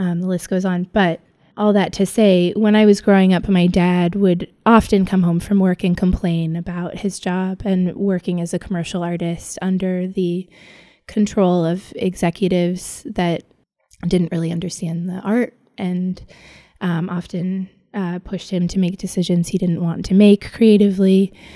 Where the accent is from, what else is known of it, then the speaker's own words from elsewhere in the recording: Los Angeles, California, United States; also born or lived in New York; I grew up in Los Angeles, where I live now